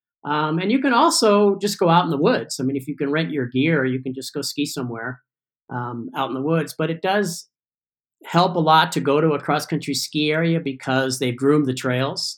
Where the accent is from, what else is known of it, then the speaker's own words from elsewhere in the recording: California, United States; also born or lived in Ithaca, New York; I grew up in Tahoe